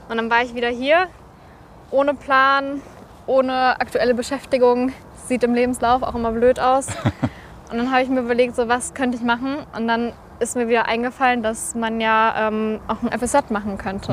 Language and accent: German; Recklinghausen, North Rhine-Westphalia, Germany; ich komme aus Recklinghausen.